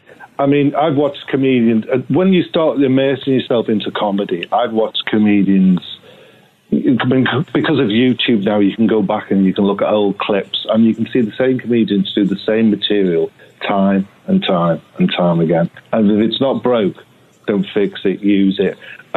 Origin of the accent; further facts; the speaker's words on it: England, United Kingdom; now in United States; One of them being the fact that I'm English, you see.